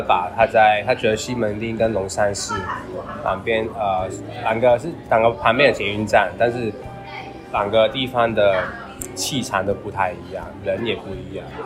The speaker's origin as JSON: {"language": "Chinese", "country": "Hong Kong", "moved": "yes", "lives_now": "Taiwan", "said": "因为我是香港人"}